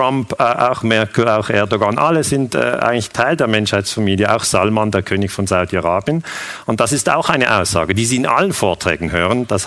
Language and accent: German; Switzerland; ich bin 46 Jahre alt, ich bin Historiker, ich bin Friedensforscher, ich komme aus der Schweiz